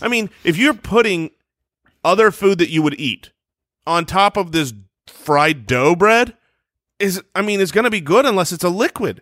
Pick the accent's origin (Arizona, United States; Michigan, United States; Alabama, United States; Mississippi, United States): Arizona, United States; born or raised there